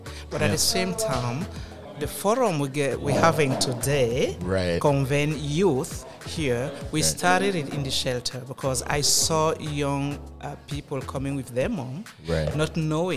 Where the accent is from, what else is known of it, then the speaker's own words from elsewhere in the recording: Cameroon; now in Canada; I'm from Cameroon.